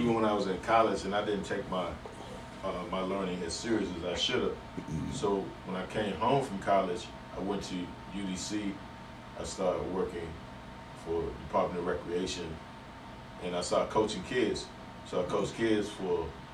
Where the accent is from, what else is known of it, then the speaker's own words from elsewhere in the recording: Washington, District of Columbia, United States; also born or lived in California; I was born at DC General Hospital. I moved uptown to Tyler House. We lived in Tyler House for about 5 years. And then we moved to the south side, Minnesota Avenue.